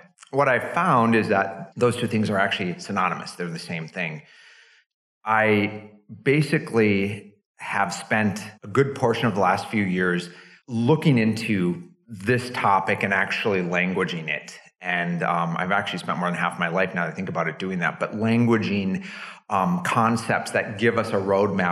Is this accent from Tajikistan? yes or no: no; North Dakota, United States; moved away; I grew up in North Dakota, which at the time was sort of rural